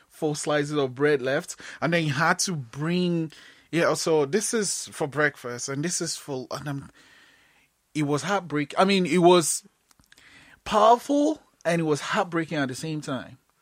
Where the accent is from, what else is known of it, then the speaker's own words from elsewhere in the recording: Nigeria; now in Canada; I'm Nigerian, right? And I moved to Canada